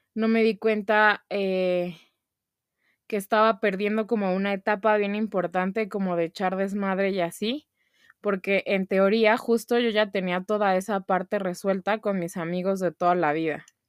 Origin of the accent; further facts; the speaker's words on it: Mexico; como mexicanos